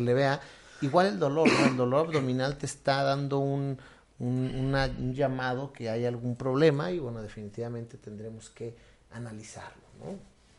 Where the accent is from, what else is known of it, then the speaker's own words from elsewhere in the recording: Mexico; como mexicanos, también a veces queremos